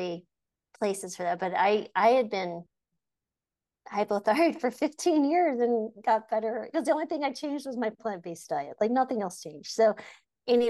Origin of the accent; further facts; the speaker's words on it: New Mexico, United States; I grew up in the deserts of New Mexico